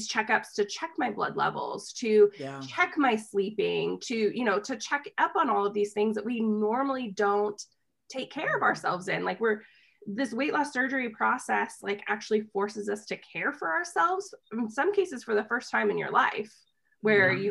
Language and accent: English; United States; I'm from the United States